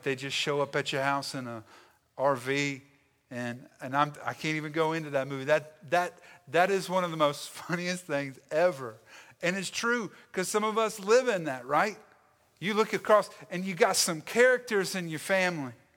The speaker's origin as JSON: {"language": "English", "area": "Stanly County and the Lowcountry", "region": "South Carolina", "country": "United States", "said": "I am from the South. I am distinctively Southern, all right? My origins are wrapped up in Stanley County and in Lower State, South Carolina."}